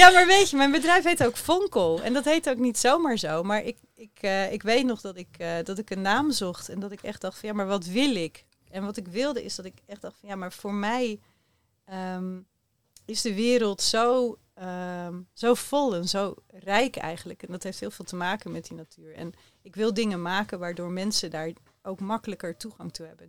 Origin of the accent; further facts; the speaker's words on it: Rotterdam, South Holland, Netherlands; de kinderen in Rotterdam, in de buurten waar ik opgroeide